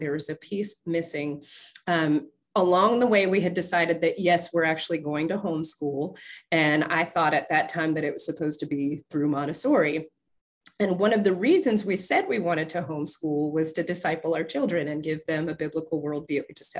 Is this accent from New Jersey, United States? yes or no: no; Nebraska, United States; also born or lived in Ohio / Virginia / Sicily, Italy; now in Southern Maryland, United States; So I grew up in Nebraska and then went to Ohio for med school, back to Virginia for residency, met my husband in Virginia, came here to where we're actually living now, here in Southern Maryland.